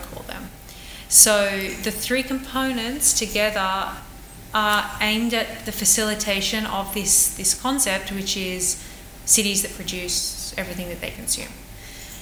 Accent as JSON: {"language": "English", "country": "Australia", "moved": "yes", "lives_now": "Barcelona, Spain", "said": "I'm Australian"}